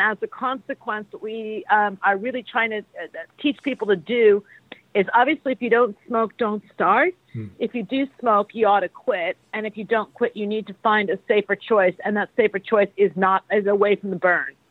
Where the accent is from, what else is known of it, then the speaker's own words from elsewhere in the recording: United States; I'm American